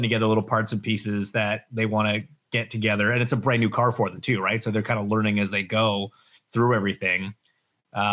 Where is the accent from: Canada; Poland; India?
Canada